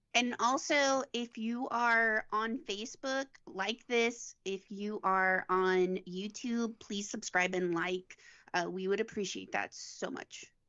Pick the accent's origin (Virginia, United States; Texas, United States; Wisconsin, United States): Texas, United States; Uvalde; moved away as an adult; now in Montgomery, United States; I was born and raised in Uvalde, Texas.